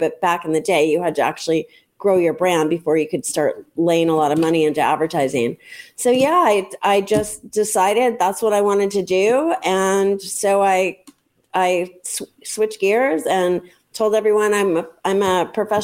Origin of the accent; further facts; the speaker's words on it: La Jolla, California, United States; where I grew up in La Jolla, California